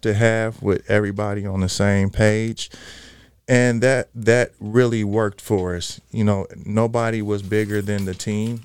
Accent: Los Angeles, California, United States; I am originally from Los Angeles, California. Mm-hmm. Um, i have been a California kid forever

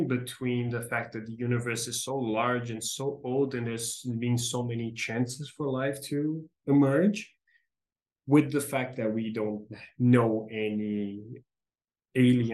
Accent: Brazil; first language Portuguese; English is a second language; I speak Portuguese as my mother tongue, of course, being Brazilian, being born here

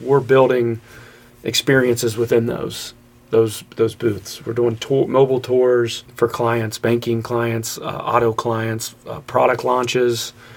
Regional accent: Kentucky side, United States; I came from the Kentucky side

